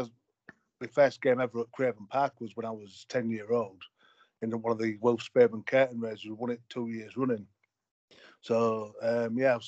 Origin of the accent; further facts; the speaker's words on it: Hull, Yorkshire and the Humber, United Kingdom; I grew up in West Hull